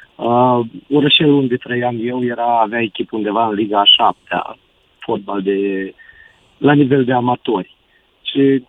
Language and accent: Romanian; Romania; Noi ca și români, noi ca și români